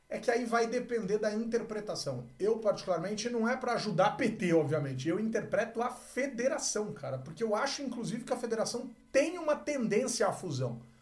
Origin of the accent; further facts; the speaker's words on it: Mato Grosso, Brazil; Mas eu não sou eleitor de Pernambuco, não sou eleitor gaúcho, não sou eleitor sou mato-grossense, cara.